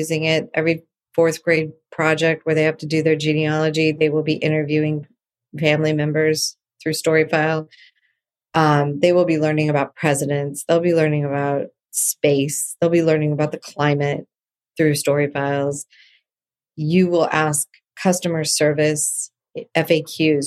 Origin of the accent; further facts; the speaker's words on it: San Diego, California, United States; now in Los Angeles, United States; I grew up in San Diego